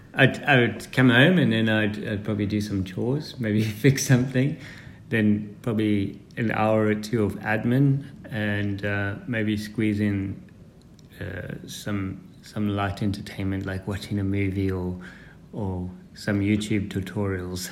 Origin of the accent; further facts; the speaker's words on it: Zimbabwe; I was born in Zimbabwe, um, 1974, and my parents were farmers